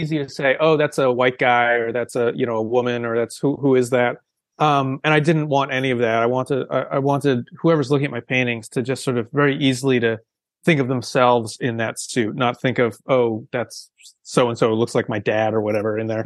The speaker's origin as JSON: {"language": "English", "area": "outside of Boston", "region": "Massachusetts", "country": "United States", "tie": "born or raised there", "said": "I grew up outside of Boston"}